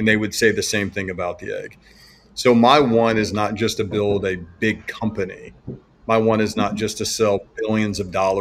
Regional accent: Alabama, United States; I was born in Alabama, so I grew up eating a lot of slaughtered animals

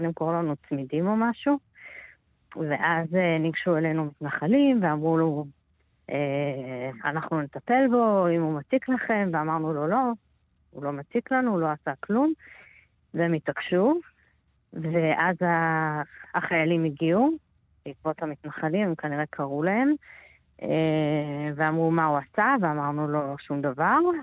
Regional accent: Israel; אני ישראלית, אני יהודייה

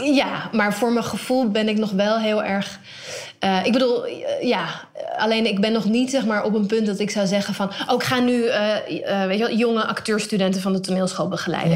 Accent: Netherlands; Ik ben in Nederland opgegroeid

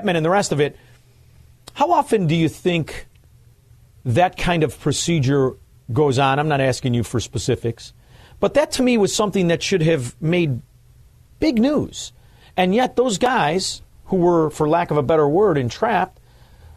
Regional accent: Chicago, Illinois, United States; I grew up in Chicago, and it's a fascinating place, really is.

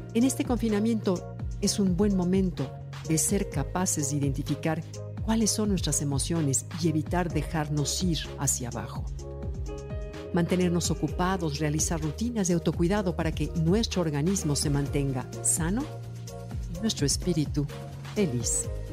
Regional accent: Mexico; como somos los mexicanos

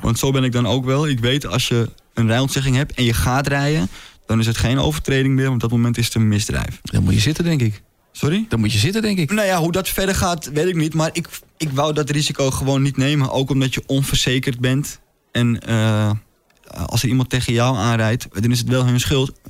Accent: Amsterdam, North Holland, Netherlands; ik, ik kom uit Amsterdam

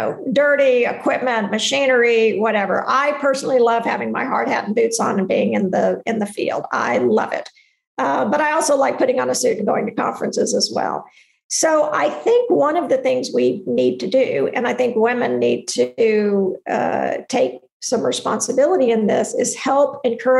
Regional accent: Texas, United States; I'm from Texas

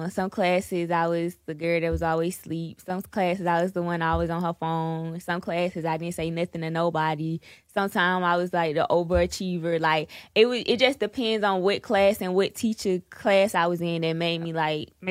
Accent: Atlanta, Georgia, United States; how was it just growing up in Atlanta and the South and um it was cool. Like to me, it's regular.

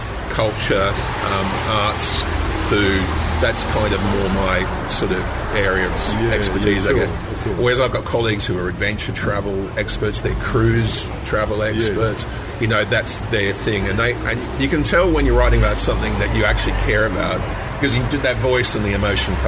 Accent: Perth, Western Australia, Australia; moved away; I grew up here in Perth, or I was here as a teenager.

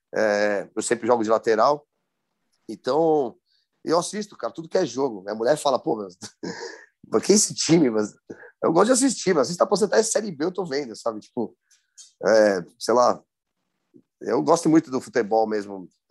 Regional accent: São Paulo, Brazil; accent: paulistano

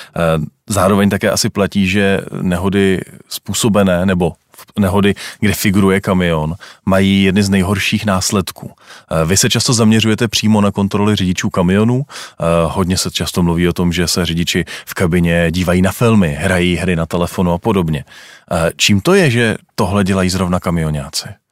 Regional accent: Czechia; jsme my Češi řidiči?

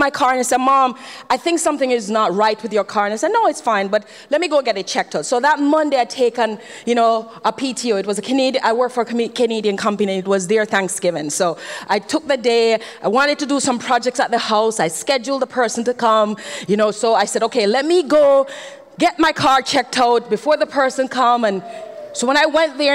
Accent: Jamaica; I'm Jamaican

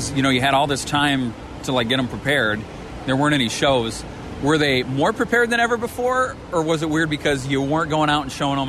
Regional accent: Holly, Michigan, United States; I ran into some folks that I grew up with. The McKay family of Holly, Michigan, my hometown.

